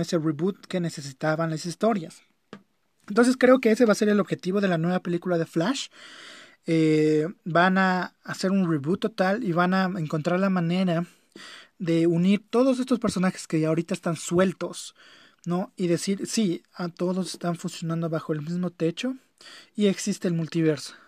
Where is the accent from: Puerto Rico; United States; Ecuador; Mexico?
Ecuador; las personas que somos de aquí de Ecuador